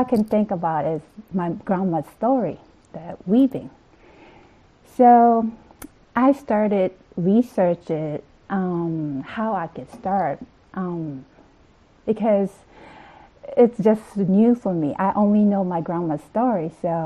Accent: Okinawa, Japan; moved away as an adult; now in United States; I am from Okinawa, the southern island of Japan

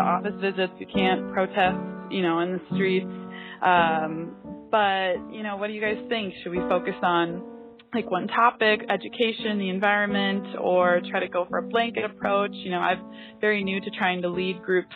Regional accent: Minnesota, United States; moved away as an adult; now in Colombia; I'm from Minnesota

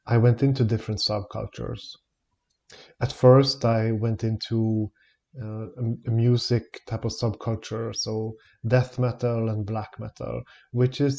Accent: Stockholm, Stockholm County, Sweden; I'm born and raised in Stockholm in Sweden

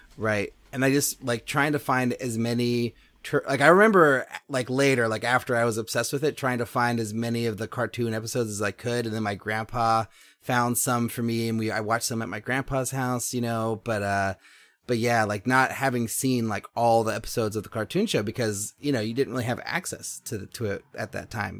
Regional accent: Berkeley, California, United States; I grew up in Berkeley.

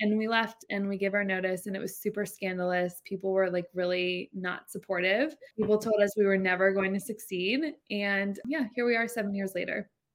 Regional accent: Jacksonville, Florida, United States; I'm from Jacksonville, Florida. I was actually adopted, which is, like, a random fact, but grew up in, in Jacksonville

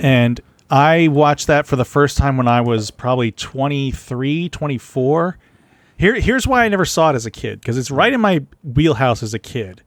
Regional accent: San Antonio, Texas, United States; I'm from San Antonio

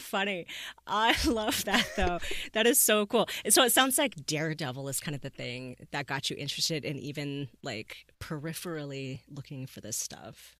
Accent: the West, United States; I'm from the West here

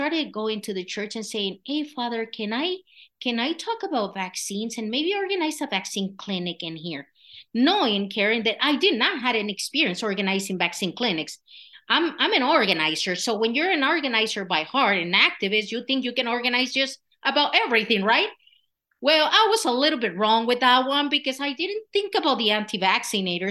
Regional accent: Michoacán, Mexico; English is a second language; moved away as an adult; now in Colorado, United States; I was born and raised in Michoacan, Mexico

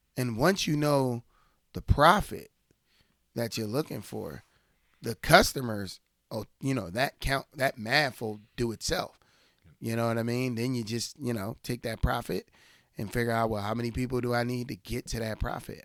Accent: United States; me as an American

